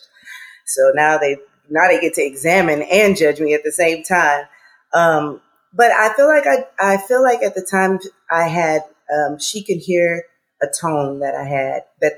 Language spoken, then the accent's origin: English; Port Arthur, Texas, United States; moved away as an adult; now in Los Angeles, United States; I'm from the South now. I'm from Texas